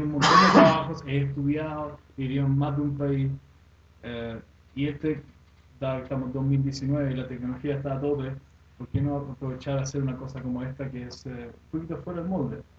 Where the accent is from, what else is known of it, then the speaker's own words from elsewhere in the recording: Sweden; Spanish is a second language; now in Chile; Suecia me crié allá, soy sueco